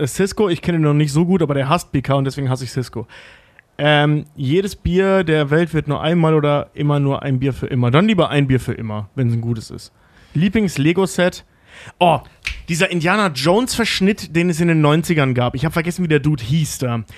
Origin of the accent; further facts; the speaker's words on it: near Bochum, North Rhine-Westphalia, Germany; also born or lived in Barmbek, Hamburg; now in Hamburg, Germany; ich komme ja aus der Nähe davon